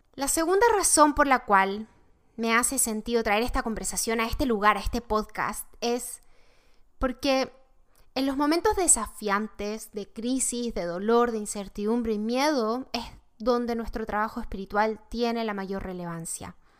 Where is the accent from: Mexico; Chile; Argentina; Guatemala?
Chile; now in United States; yo soy de Chile